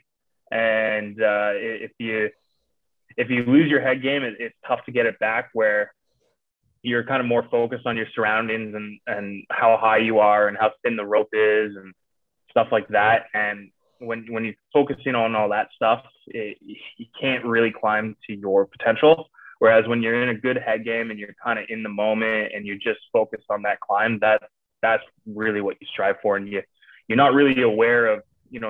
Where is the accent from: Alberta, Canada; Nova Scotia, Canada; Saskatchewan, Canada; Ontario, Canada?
Ontario, Canada; Kitchener; also born or lived in Cambridge, Ontario; I'm from not such a small town anymore, but from Kitchener. So we're about an hour outside Toronto there. Born and raised there, and now currently reside in Cambridge